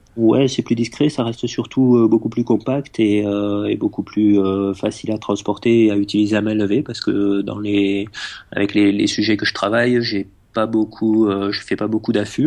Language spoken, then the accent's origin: French; France; je suis né euh, dans les Pyrénées, dans un petit village un petit village des Pyrénées